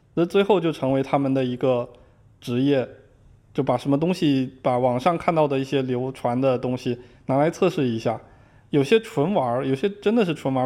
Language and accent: Chinese; Zhangzhou, Fujian, China; moved away as an adult; also born or lived in Beijing; now in Seattle, United States; 我是福建人，我在福建漳州是属于福建最南端的那个地方